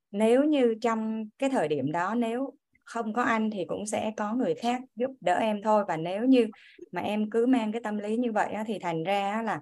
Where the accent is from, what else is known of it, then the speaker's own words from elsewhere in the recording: Kien Giang, Vietnam; em đến từ Kiên Giang em sinh năm 1981